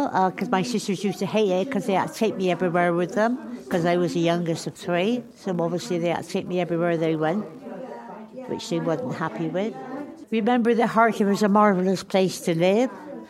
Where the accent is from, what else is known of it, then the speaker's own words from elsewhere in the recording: Bristol, South West England, United Kingdom; also born or lived in Hartcliffe / Whitchurch; then we had to move to Whitchurch in a flat. I was born in Bishopsford, actually, which is just down the road, isn't it, I would say, where it was then, walking distance.